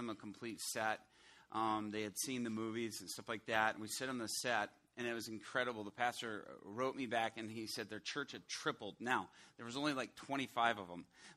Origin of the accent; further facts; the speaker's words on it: Chicago, Illinois, United States; also born or lived in Atlanta; Illinois, I'm from the Chicago area